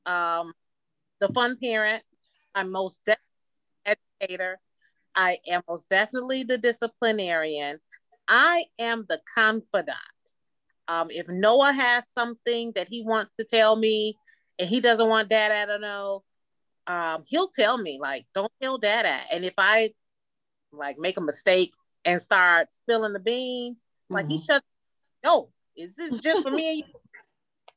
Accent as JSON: {"language": "English", "town": "Detroit", "region": "Michigan", "country": "United States", "tie": "born or raised there", "said": "I'm a lifelong Detroiter. Born and raised in Detroit, went to school in Detroit, work and continue to live in Detroit"}